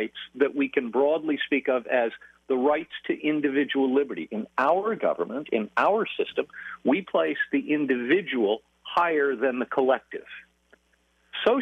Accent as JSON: {"language": "English", "country": "United States", "said": "I'm an American"}